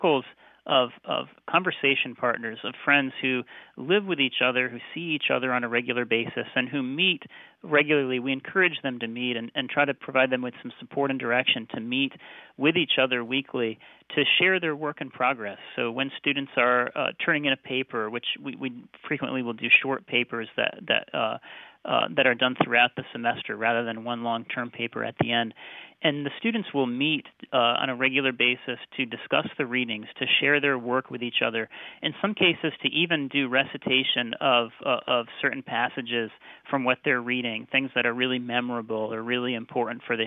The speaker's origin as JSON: {"language": "English", "country": "United States", "also_born_or_lived": "Oxford, United Kingdom", "moved": "as an adult", "said": "I had been educated as an American"}